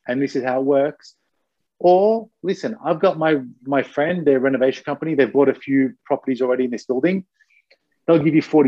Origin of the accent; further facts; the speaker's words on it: Australia; now in Japan; I'm Australian